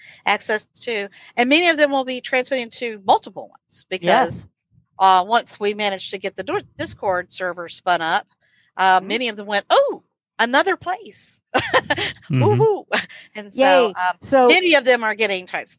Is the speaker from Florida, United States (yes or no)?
yes; Florida, United States; moved away; I am originally from Florida